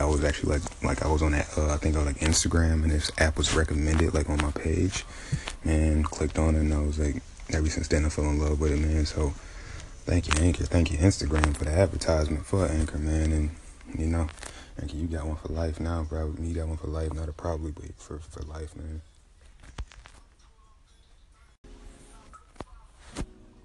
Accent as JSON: {"language": "English", "town": "Taylor", "region": "Michigan", "country": "United States", "tie": "born or raised there", "also_born_or_lived": "Detroit, Michigan", "said": "I'm from Michigan, Downriver, Michigan, from Taylor, Woodhaven area, the older spots I grew up"}